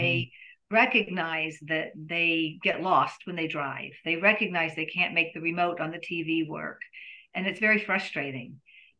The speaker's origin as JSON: {"language": "English", "town": "Nashville", "region": "Tennessee", "country": "United States", "also_born_or_lived": "Baltimore", "said": "I worked in special ed for 17 years in Baltimore, but I'm from Nashville. I'm actually a third generation Nashvillian."}